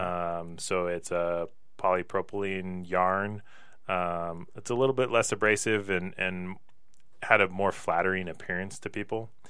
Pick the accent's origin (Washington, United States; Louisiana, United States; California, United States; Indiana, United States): Washington, United States; Pullman; growing up in Pullman with Washington State University right there